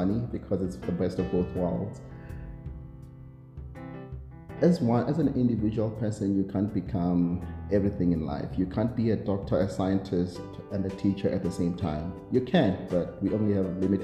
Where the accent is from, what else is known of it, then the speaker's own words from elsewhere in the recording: South Africa; I'm a South African, I am based in SA